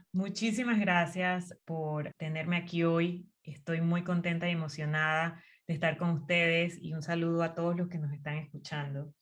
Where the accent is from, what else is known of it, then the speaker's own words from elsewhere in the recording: Las Tablas, Los Santos, Panama; also born or lived in Chitré; Soy de Azuero, Específicamente nací en Chitré, mi familia es de Parita, pero toda la vida viví en las tablas